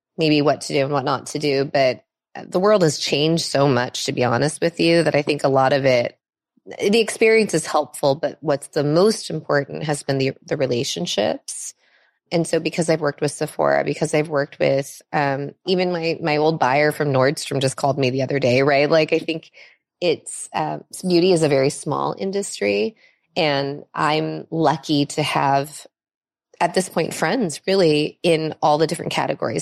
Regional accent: Los Angeles, California, United States; also born or lived in Minnesota; I was born actually in Minnesota. Um, so not on the West Coast, um, but we, we came to California really early in my childhood, and I've been here since I was six. Um, and I've lived on the west side of L

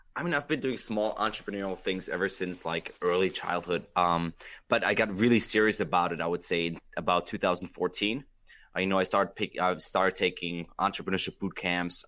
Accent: Germany; now in United States; I was born and raised in Germany

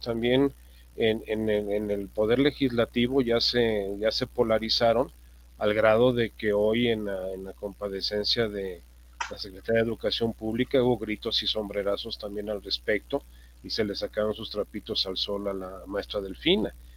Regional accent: Mexico; como ciudadanos, como mexicanos

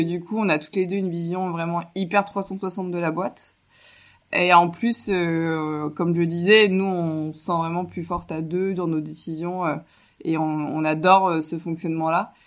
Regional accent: Chinon, Centre-Val de Loire, France; j'ai grandi à Chinon en André-Loire

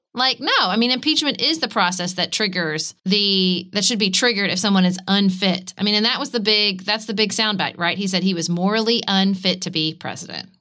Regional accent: United States; as an American

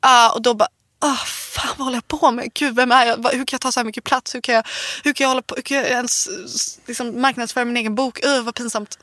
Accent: Värmdö, Stockholm County, Sweden; also born or lived in Nacka; jag är från, jag är från landet. Jag är, från Värmdö. Um, Värmdö, Nacka och så.

